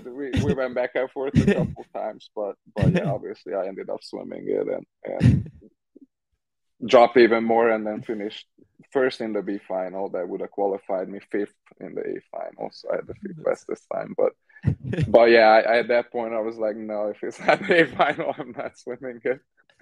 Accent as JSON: {"language": "English", "country": "Hungary", "moved": "as an adult", "lives_now": "United States", "said": "created an atmosphere that was very different from what I was used to from Hungary."}